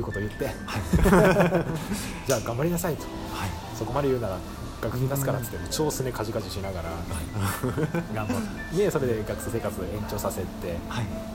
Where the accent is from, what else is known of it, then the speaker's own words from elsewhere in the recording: Kagoshima, Japan; moved away as an adult; also born or lived in Fukuoka; now in Tokyo, Japan; 生まれがですね、 えーと、鹿児島の方で生まれまして